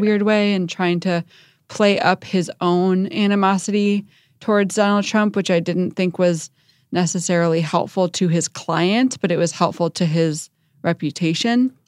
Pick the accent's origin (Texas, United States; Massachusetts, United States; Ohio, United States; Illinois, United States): Illinois, United States; Chicago; I'm from Chicago